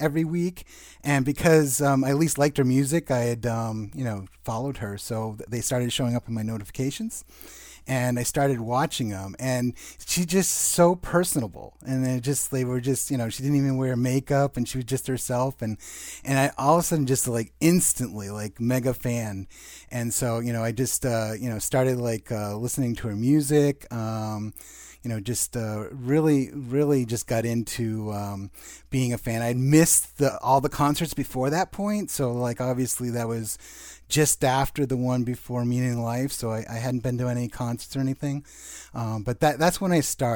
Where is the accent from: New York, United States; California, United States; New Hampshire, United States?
New Hampshire, United States; Southern; I'm from Southern New Hampshire.